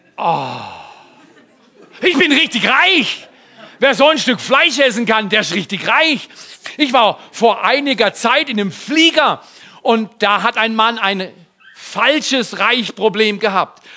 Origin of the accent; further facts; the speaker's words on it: Baden-Württemberg, Germany; Ich bin aus Baden-Württemberg